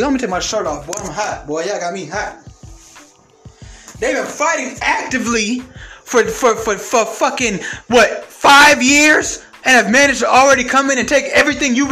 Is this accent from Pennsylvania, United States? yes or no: no; Atlanta, Georgia, United States; I'm from Atlanta